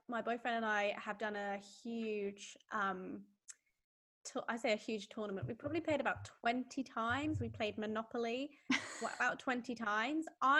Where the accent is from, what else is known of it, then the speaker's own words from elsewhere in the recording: United Kingdom; I am British